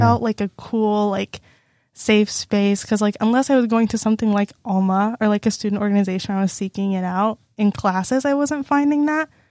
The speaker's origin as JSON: {"language": "English", "area": "Lake City", "region": "Texas", "country": "United States", "moved": "as an adult", "lives_now": "Iowa, United States", "said": "I'm from Lake City, Texas. That's, like, close to the Houston area, suburby area."}